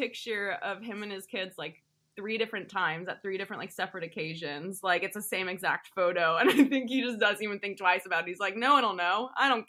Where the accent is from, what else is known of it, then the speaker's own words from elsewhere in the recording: Portland, Oregon, United States; I grew up in Portland, bitch.